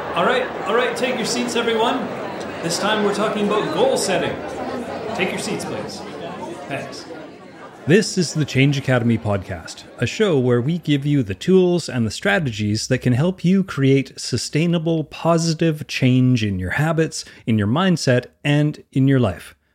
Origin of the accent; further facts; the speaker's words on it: Canada; I'm Canadian